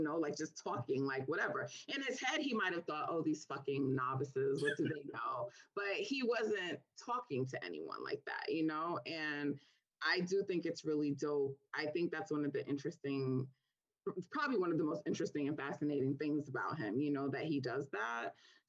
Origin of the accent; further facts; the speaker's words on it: Jamaica; I'm Jamaican, and we have this thing we say, like, you know, my spirit don't take you.